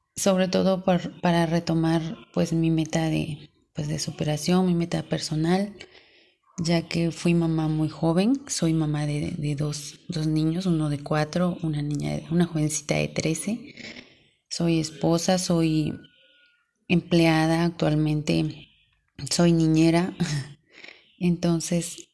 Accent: Córdoba, Veracruz, Mexico; Yo soy de Córdoba, Veracruz, en un pueblito llamado El Porvenir

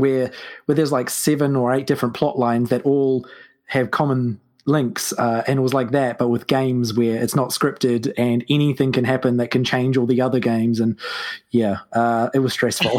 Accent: New Zealand; I am from New Zealand, which is why, to your listeners, uh, I probably sound very strange.

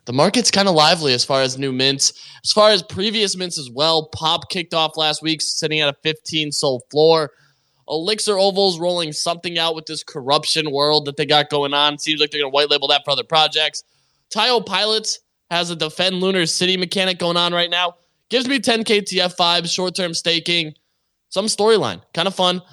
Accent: Canada; I, I am also Canadian

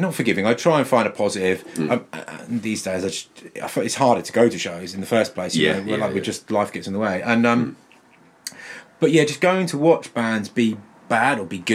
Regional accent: near Halesworth, Suffolk, East of England, United Kingdom; our scene was this kind of village hall scene out in the sticks, out near Halesworth and Rumbra.

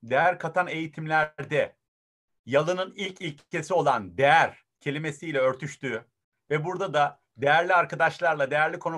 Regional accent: Bafra, Samsun, Turkey; moved away as an adult; also born or lived in Germany; E, ee, 78 Almanya doğumluyum. 40 günlükken Samsun Bafra'ya geldim. Dönüşümün babasını yaşadım. Anneden babadan babaanneye dedeye. Sonra lise sona kadar Alm Bafra'da yetiştim.

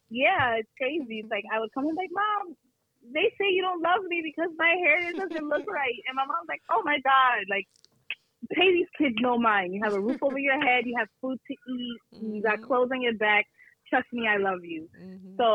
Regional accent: Brooklyn, New York, United States; also born or lived in Canada; now in Plattsburgh, United States; I originally came to Plattsburgh because of my parents. I was living, so I'm originally from Brooklyn, New York, but I lived in Canada.

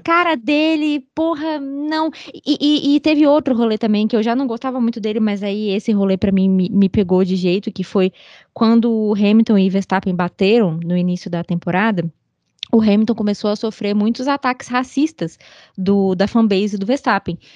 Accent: Sobradinho, Federal District, Brazil; eu morei na região rural de Sobradinho

